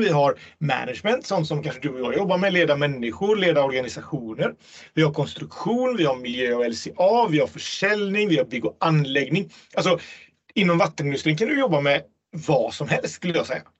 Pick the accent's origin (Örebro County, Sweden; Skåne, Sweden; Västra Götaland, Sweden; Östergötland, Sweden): Västra Götaland, Sweden; Gothenburg; i Göteborg, min hemstad